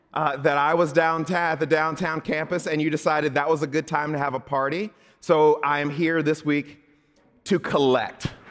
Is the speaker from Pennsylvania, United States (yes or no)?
no; Southern Mississippi, United States; moved away; when I was a kid growing up in Southern Mississippi